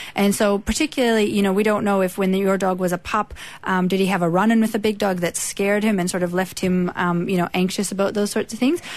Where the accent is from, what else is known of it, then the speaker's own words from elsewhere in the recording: Canada; accent: Canadian; also born or lived in Australia; now in Edgeworth, Australia; I was born in Canada, been in Australia most of the time since 2001